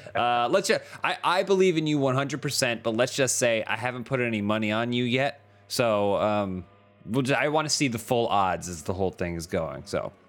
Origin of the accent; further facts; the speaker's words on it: Charlotte, North Carolina, United States; I grew up in the South. I grew up in Charlotte, North Carolina.